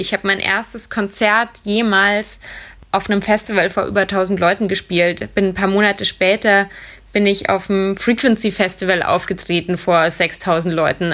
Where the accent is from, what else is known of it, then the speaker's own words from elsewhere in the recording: Munich, Bavaria, Germany; moved away as an adult; also born or lived in Vienna; Ich wollte aus meiner Heimatstadt München weg